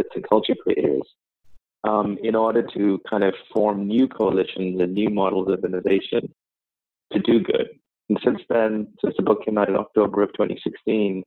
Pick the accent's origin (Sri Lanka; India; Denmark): Sri Lanka; moved away as an adult; also born or lived in London, United Kingdom; now in New York, United States; I was born in Sri Lanka, and I left when I was about 19